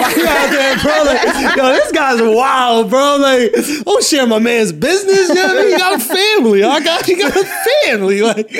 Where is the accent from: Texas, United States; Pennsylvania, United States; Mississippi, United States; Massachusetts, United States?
Pennsylvania, United States; Philadelphia; Northeast Philly.